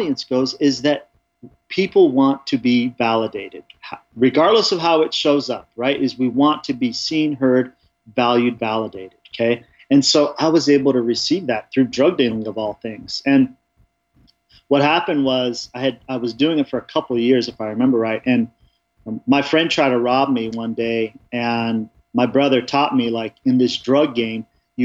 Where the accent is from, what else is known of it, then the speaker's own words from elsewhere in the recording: Orange County and LA, Southern California, United States; moved away as an adult; now in Colorado, United States; I grew up in Southern California in Orange County and LA. We bounced around quite a bit